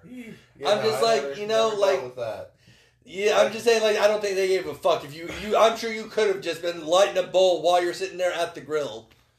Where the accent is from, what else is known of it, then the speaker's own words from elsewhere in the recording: the South, United States; we're from the South.